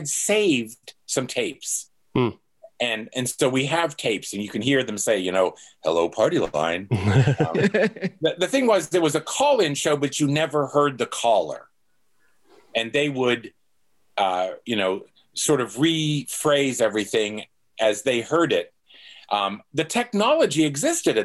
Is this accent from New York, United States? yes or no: no; Pittsburgh, Pennsylvania, United States; moved away as an adult; also born or lived in Chapel Hill, North Carolina / South Carolina; I grew up in Pittsburgh.